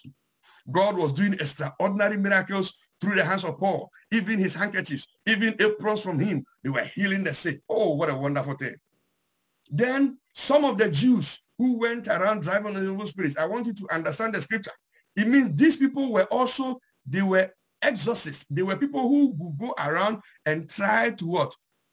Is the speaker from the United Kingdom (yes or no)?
no; Ghana; I'm from Ghana, so I'll use a Ghanaian heritage